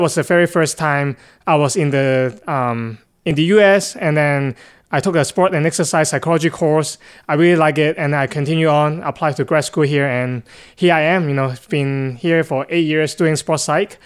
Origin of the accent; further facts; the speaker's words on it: Hong Kong; moved away; I'm actually originally from Hong Kong, China